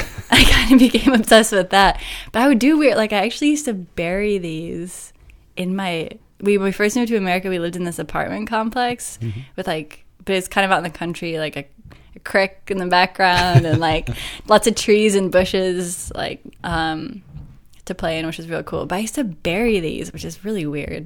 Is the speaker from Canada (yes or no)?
no; New Zealand; now in United States; That was sort of like my favorite thing to do growing up in New Zealand.